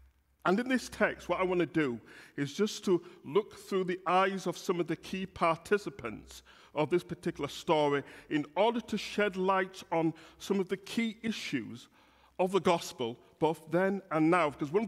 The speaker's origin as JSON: {"language": "English", "town": "Bradford", "region": "Yorkshire and the Humber", "country": "United Kingdom", "tie": "born or raised there", "accent": "Yorkshire", "lives_now": "Birmingham, United Kingdom", "said": "the church I grew up in Bradford, this is a Yorkshire accent. So although I've lived in Birmingham for 37 years, it's often said that you can take the man out of Yorkshire, but you can't take Yor"}